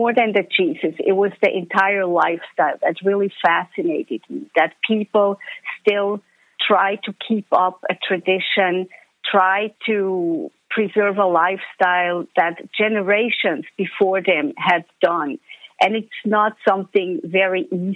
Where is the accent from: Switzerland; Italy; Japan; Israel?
Switzerland; moved away; I am Swiss. Swiss at heart and always will be.